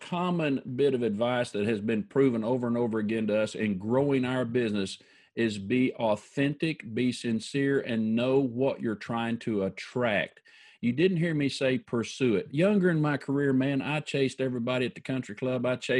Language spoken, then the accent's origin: English; Oklahoma, United States; yes, we're from Central United States, Oklahoma.